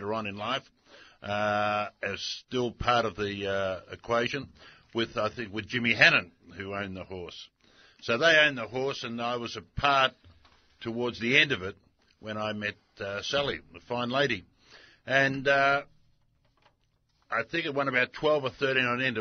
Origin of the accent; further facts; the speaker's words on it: Australia; being Australian. You know, we love a beer, we love a punt, we love a chat